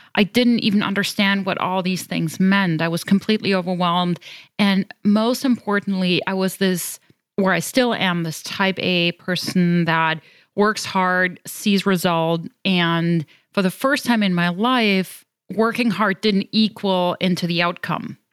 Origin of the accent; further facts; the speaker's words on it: Germany; accent: European; moved away as an adult; now in United States; I'm originally from Germany, but I consider myself a global citizen, having lived all over the world